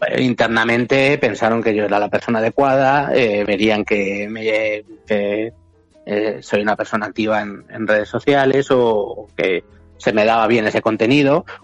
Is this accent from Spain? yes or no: yes; Madrid, Community of Madrid, Spain; soy de Madrid de toda la vida